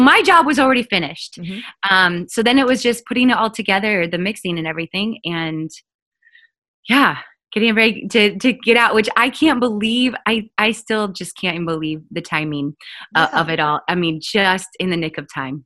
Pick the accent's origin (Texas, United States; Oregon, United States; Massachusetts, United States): Oregon, United States; I grew up in Oregon